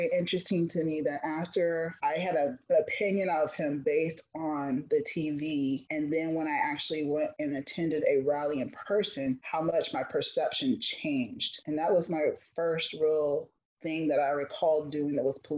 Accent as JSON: {"language": "English", "town": "Fort Pierce", "region": "Florida", "country": "United States", "tie": "born or raised there", "said": "being raised in Fort Pierce"}